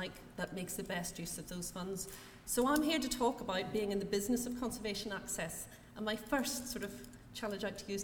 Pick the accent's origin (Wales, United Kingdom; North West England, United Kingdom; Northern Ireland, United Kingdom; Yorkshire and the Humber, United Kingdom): Northern Ireland, United Kingdom; accent: Northern Irish; I'm born and educated in Northern Ireland